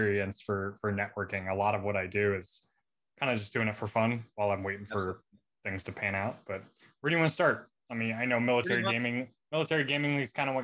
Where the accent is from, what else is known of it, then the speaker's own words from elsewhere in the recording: San Diego, California, United States; I grew up here in San Diego. I'm in San Diego now. That's where I grew up.